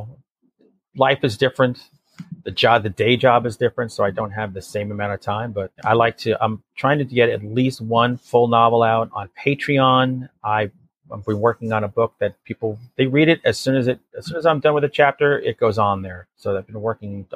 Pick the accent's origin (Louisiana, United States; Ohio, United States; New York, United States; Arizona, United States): New York, United States; near Connecticut; this area of the country where I grew up in New York near Connecticut